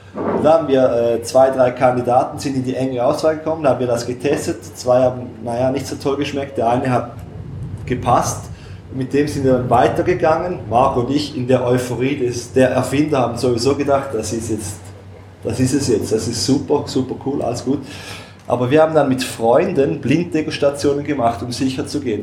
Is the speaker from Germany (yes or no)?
no; Switzerland; uns Schweizer